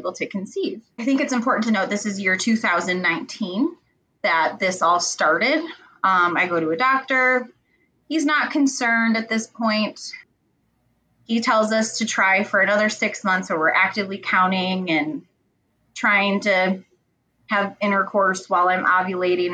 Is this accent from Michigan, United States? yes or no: yes; Michigan, United States; also born or lived in Texas; I am from Michigan, little small town in Michigan, little farm country